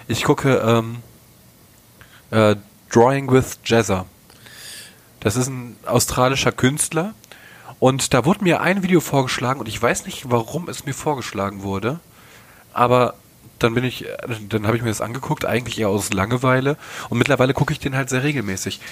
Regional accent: North Rhine-Westphalia, Germany; Ich komme aus dem Westen. Bin ein kleiner Nordrhein-Westfaler

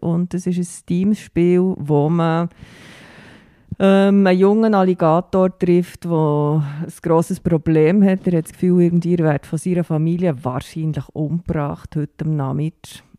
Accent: Bern, Switzerland; Ich komme aus Bern

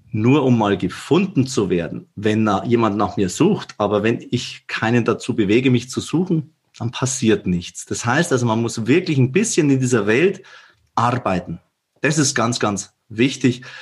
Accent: Bavaria, Germany; accent: Bavarian; ich bin in der Tat, man hört es an meinem Dialekt, ein Bayer, sogar ein Oberbayer und auch Regensburg ist meine Wahlheimat.

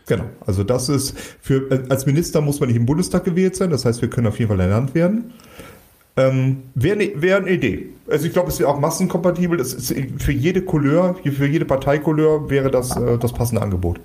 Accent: Cologne-Bonn region, North Rhine-Westphalia, Germany; wir kommen aus der Region Köln-Bonn

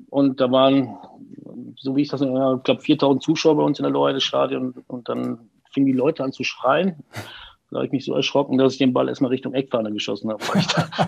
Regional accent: Unna, North Rhine-Westphalia, Germany; ich bin ja gebürtiger Uneraner und ähm, ja, wenn du aus der Region da unten kommst, also Dortmunder Ecke

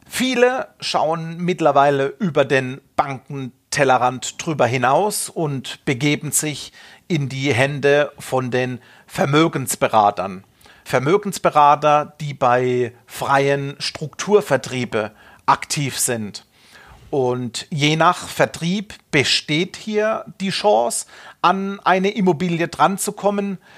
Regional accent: Munich, Bavaria, Germany; Und bleiben wir wieder in meiner Heimatstadt in München, es wird schwierig.

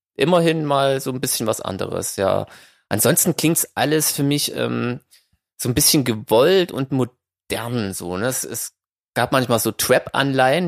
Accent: Saxony, Germany; ich als Sachse

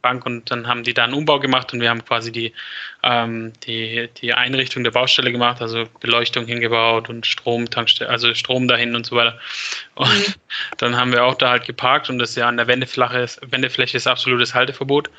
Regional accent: Stuttgart, Baden-Württemberg, Germany; bei uns in Stuttgart

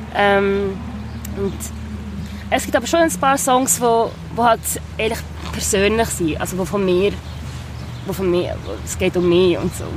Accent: Biel, Bern, Switzerland; now in Basel, Switzerland; Ich bin ja in Biel aufgewachsen, also meine grösste Zeit

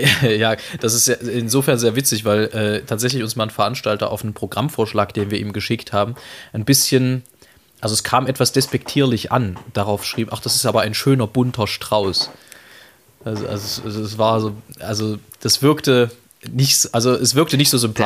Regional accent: East Germany, Germany; wir sind ja nun beide gebürtige Osseriche

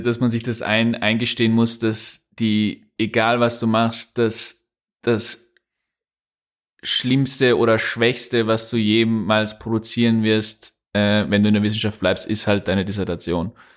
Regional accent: Upper Austria, Austria; accent: Upper Austrian; ich spreche auch kein Österreichisch, ich spreche, wenn, dann Oberösterreichisch

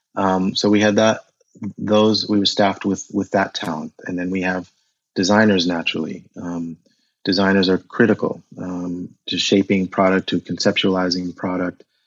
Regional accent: United States; moved away as an adult; also born or lived in Zaire; now in Germany; I grew up in America um, with a heavy German influence. So we spoke German at home

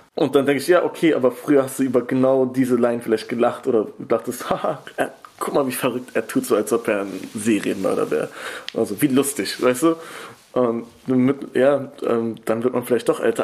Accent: Berlin, Germany; Ich komme natürlich irgendwie aus Kreuzberg, aber zum Beispiel bei mir ist es so, ich komme nicht aus einer bildungsfernen Familie

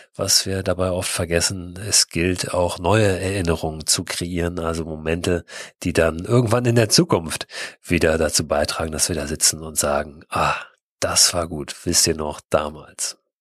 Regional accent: Hamburg, Germany; wir Hamburger sind ja, also ich bin in der Nähe von Hamburg auch groß geworden

